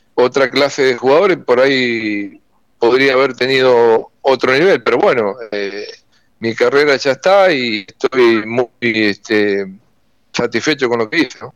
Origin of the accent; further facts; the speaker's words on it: Seguí, Entre Ríos, Argentina; also born or lived in Crespo; Yo soy nacido en Seguí, mis viejos están ahí, mis hermanos, jugué en la Liga para la Campaña, en el Seguí el Club